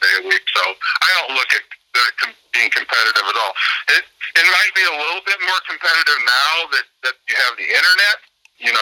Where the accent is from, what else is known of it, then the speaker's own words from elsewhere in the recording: Atlanta, Illinois, United States; moved away as an adult; also born or lived in Arizona; now in Mendota, United States; We grew up in Atlanta, Illinois from first grade